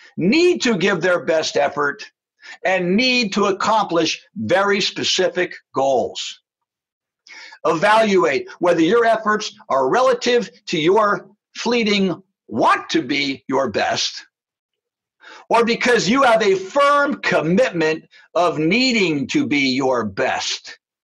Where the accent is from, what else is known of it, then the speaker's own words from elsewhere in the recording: New Jersey, United States; When I was growing up in New Jersey